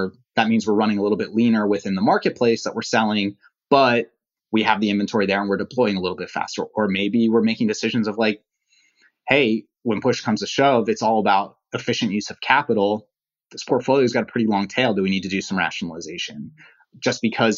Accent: East Coast, United States; I grew up on the East Coast

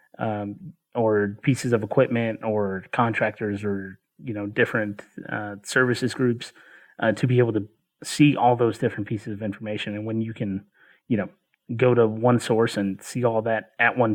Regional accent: Chattanooga, Tennessee, United States; I grew up in Chattanooga

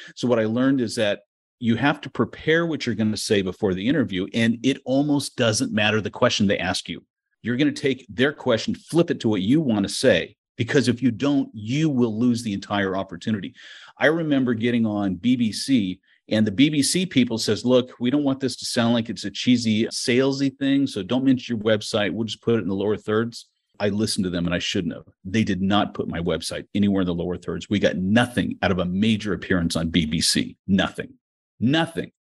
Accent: United States; now in Mykolaiv, Ukraine; I'm an American and I have family here

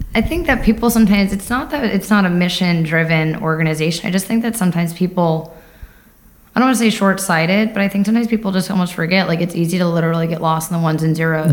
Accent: Lindenhurst, New York, United States; moved away as an adult; born and raised in New York on Long Island, uh, Lindenhurst, New York.

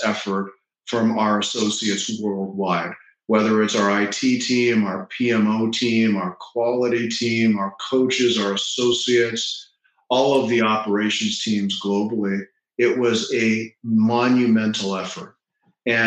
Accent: Toronto, Ontario, Canada; now in Florida, United States; I grew up in Toronto. Mm-hmm. And now I live in Florida

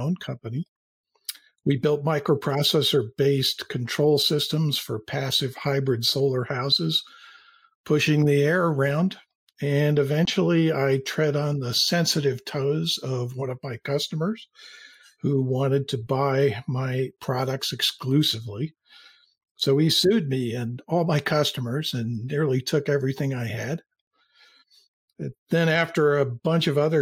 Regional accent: New York City, New York, United States; I was born in New York City

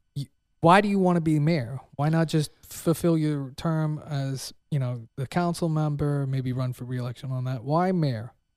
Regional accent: Pennsylvania, United States; now in Texas, United States; I'm from Pennsylvania

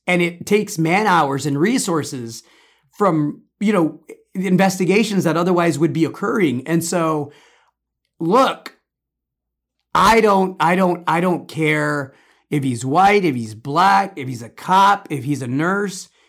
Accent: Chicago, Illinois, United States; I grew up in Chicago

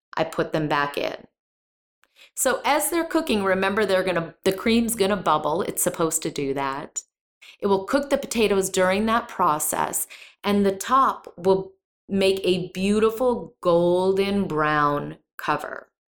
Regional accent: Midwest, United States; now in Texas, United States; I grew up in the Midwest

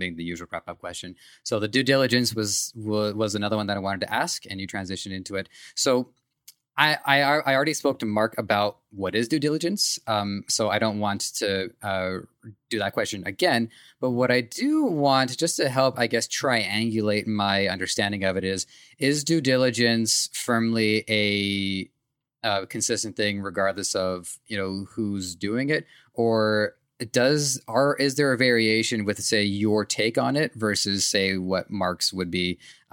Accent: Canada; I'm Canadian

